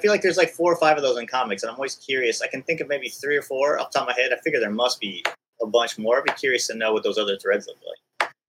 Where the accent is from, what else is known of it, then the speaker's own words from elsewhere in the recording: East Bay, California, United States; I grew up in the East Bay